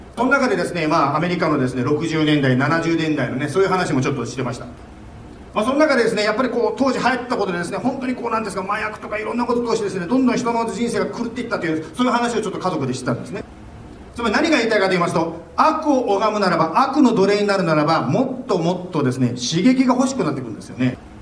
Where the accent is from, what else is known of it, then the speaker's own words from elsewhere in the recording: Japan; now in Phoenix, United States; 私はですね日本で生まれて育ったものでございます